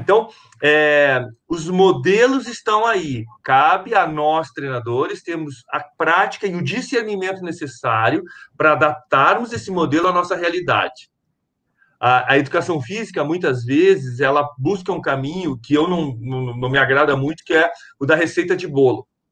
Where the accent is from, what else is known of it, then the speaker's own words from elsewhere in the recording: Porto Alegre, Rio Grande do Sul, Brazil; moved away; sou natural de Porto Alegre, no Rio Grande do Sul